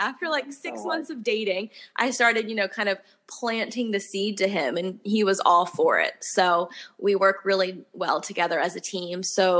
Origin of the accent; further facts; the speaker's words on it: the North, United States; I'm from the North. So down here in the South, like, they really think I'm sassy. I just tell it like it is, as us Northerners usually do.